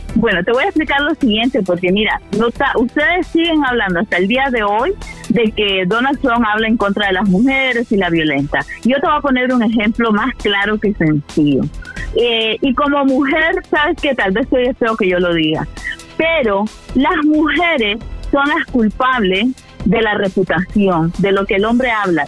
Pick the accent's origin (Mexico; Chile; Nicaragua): Nicaragua; now in United States; nací en Nicaragua